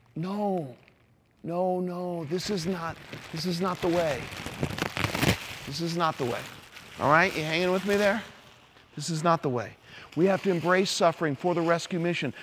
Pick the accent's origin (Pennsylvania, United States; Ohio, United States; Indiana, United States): Indiana, United States; Indianapolis; I'm an Indianapolis Colts fan 'cause that's my hometown